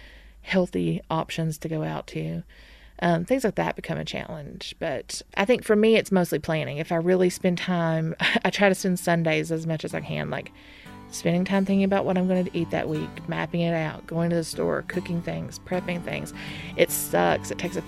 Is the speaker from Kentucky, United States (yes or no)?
yes; McRoberts, Kentucky, United States; I'm from McRoberts, Kentucky